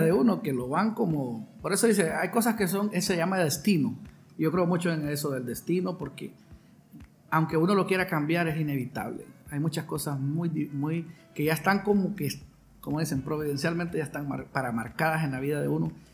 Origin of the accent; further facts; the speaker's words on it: San Pedro Sula, Cortés, Honduras; soy San Pedrano, ¿verdad? De corazón, nacido aquí en esta hermosa y cálida ciudad del norte de Honduras